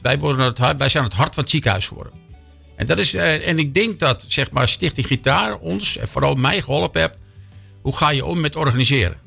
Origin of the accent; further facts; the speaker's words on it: Amsterdam, North Holland, Netherlands; moved away as an adult; now in Hilversum, Netherlands; geboren in Amsterdam. Sinds 30 jaar in Hilversum